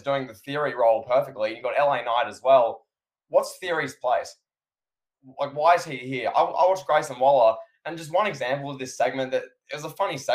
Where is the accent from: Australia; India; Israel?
Australia